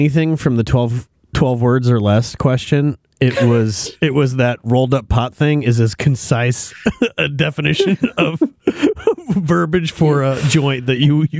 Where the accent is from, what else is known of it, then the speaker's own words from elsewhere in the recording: Australia; This is a guaranteed way to get a dose of humility as an Australian.